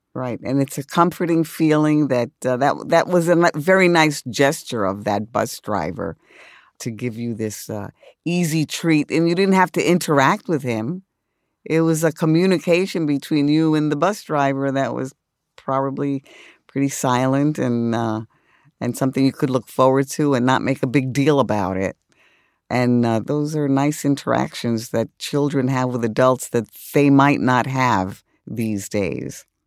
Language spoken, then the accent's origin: English; New York City, New York, United States; I grew up in the South Bronx